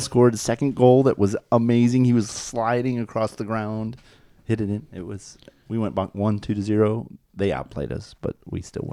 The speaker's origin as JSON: {"language": "English", "region": "Minnesota", "country": "United States", "said": "I'm from Minnesota"}